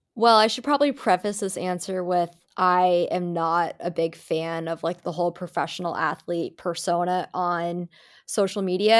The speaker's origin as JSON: {"language": "English", "region": "New England", "country": "United States", "said": "I'm from New England, puritanical, you know, New England family"}